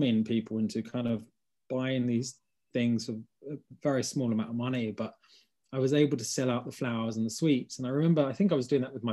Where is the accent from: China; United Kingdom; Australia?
United Kingdom; London; I grew up in Hackney